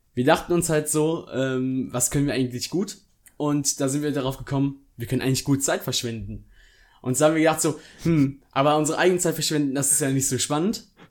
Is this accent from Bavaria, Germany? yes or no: no; near Bonn, North Rhine-Westphalia, Germany; ich komme aus der Nähe von Bonn, das ist ein Rheinland.